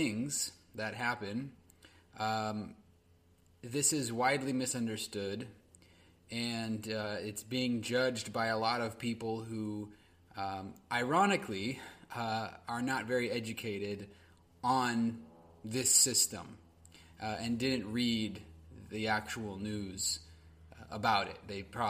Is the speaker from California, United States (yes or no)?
yes; California, United States; my home state, California